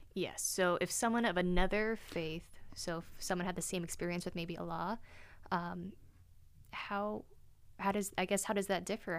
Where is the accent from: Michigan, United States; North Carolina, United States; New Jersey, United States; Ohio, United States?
North Carolina, United States; moved away as an adult; also born or lived in Germany; now in Oregon, United States; I was born in Germany, but grew up in North Carolina